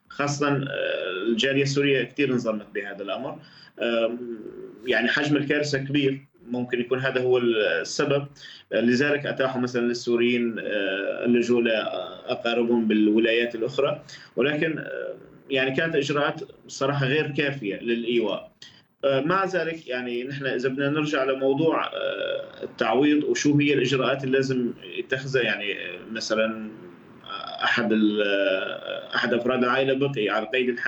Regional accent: Syria; now in Turkey; نحن هلا بدنا نحكي كسوريين او او كاجانب كسوريين او كاجانب حاليا في في تركيا

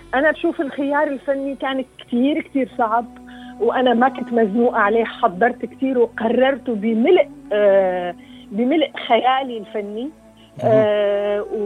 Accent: Syria; واجبي كسوريه

